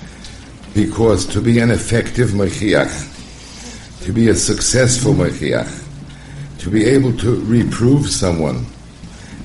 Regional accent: United States; when we were young, growing up in Muncie

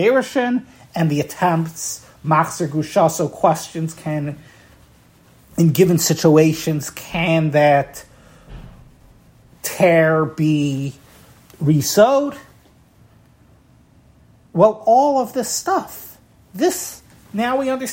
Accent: Baltimore, Maryland, United States; my hometown here in Baltimore.

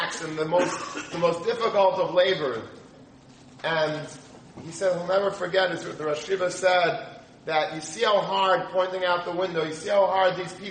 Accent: United States; we grew up in America.

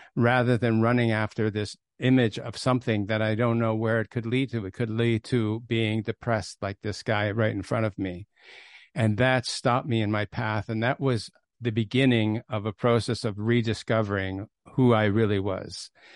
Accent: Toronto, Ontario, Canada; I grew up in Toronto, and I came from a very, very unaffiliated background.

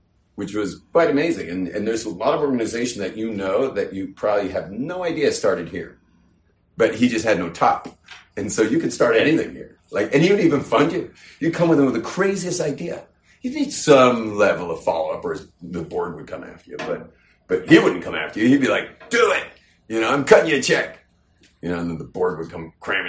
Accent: California, United States; I'm from California, where you just say everything

